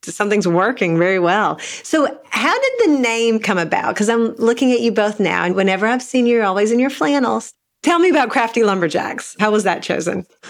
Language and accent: English; Eastern Kentucky, United States; I grew up in Eastern Kentucky in a really small town